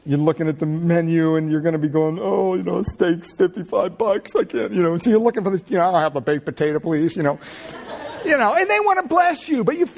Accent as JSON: {"language": "English", "region": "Pennsylvania", "country": "United States", "tie": "born or raised there", "moved": "yes", "lives_now": "Redwood City, United States", "said": "growing up in Pennsylvania"}